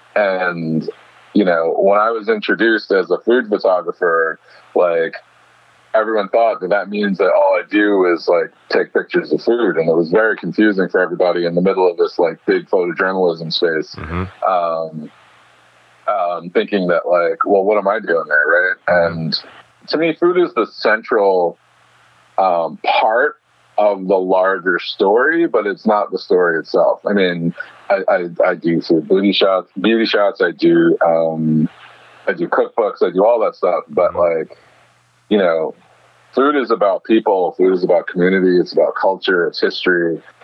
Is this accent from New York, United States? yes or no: yes; New York City, New York, United States; I grew up in Bed Stuy, and so Bed Stuy is always like you know I think about I think about home in my sort of formative years